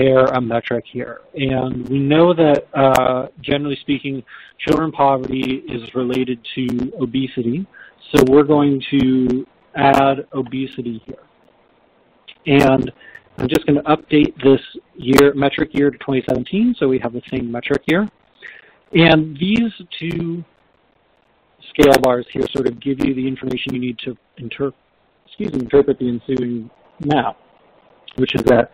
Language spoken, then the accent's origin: English; Northern California, United States; I'm from Northern California